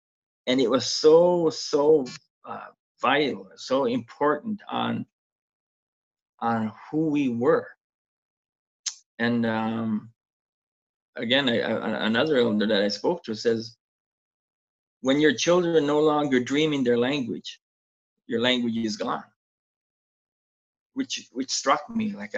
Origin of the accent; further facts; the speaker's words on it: Canada; first language Mi'kmaq; English is a second language; because Mi'kmaq is my first language.